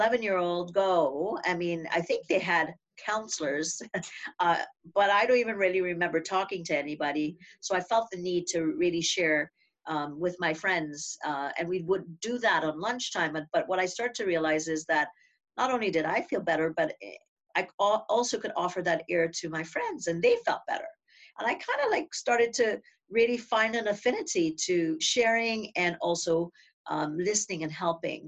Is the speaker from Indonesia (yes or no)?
no; Trinidad & Tobago; I grew up in Trinidad and Tobago, like you had said, a little Caribbean island